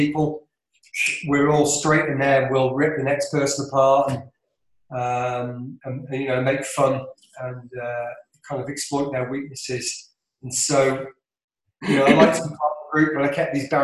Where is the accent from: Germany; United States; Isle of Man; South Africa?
Isle of Man; accent: London Isle of Man accent; I'm from the Isle of Man